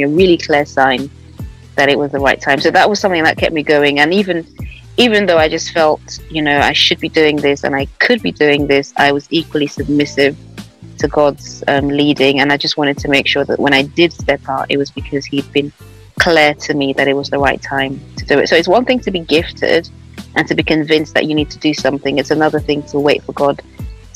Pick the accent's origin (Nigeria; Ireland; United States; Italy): Nigeria; now in London, United Kingdom; I live in London. I'm Nigerian.